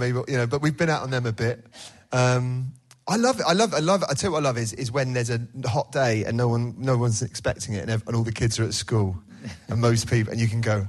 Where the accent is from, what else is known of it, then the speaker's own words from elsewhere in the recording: West Country, South West England, United Kingdom; accent: West Country; also born or lived in Plymouth / Southeast London; now in Torquay, United Kingdom; My dad, when he used to visit, used to pull me up on my West Country accent when I had one. Well, I've got one still